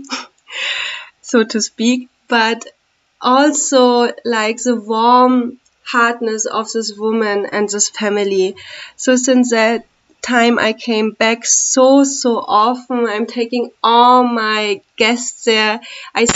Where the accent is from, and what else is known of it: Germany; moved away as an adult; now in India